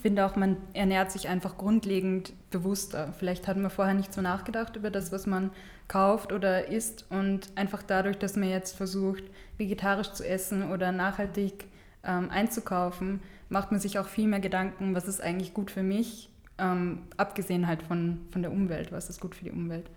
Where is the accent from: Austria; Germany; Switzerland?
Austria; Steyr, Upper Austria; moved away as an adult; now in Vienna, Austria; ich komme von, aus Steyr, ähm, aus Oberösterreich